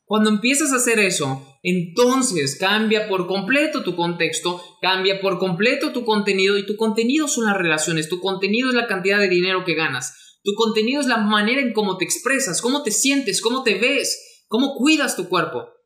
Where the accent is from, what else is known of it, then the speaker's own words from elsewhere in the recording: Mexico; mexicano, emprendedor y empresario